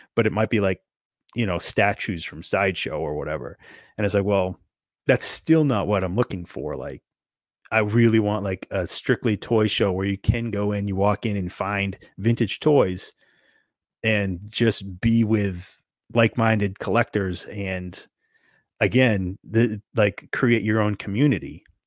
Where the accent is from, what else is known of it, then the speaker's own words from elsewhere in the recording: Northeast, United States; growing up in the Northeast